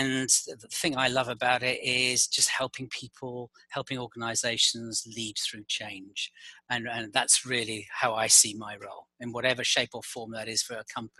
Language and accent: English; London, United Kingdom; moved away as an adult; also born or lived in Paris / Madrid / Geneva / San Francisco; now in Boston, United States; I'm based in Boston, but as you can probably tell from my accent, I'm not from Boston. I'm originally from London